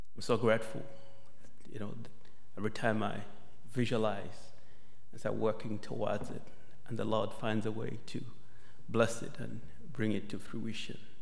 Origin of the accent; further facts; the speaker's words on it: Malawi; moved away as an adult; also born or lived in Zambia; now in United States; I was still doing my sixth grade in Malawi and Zambia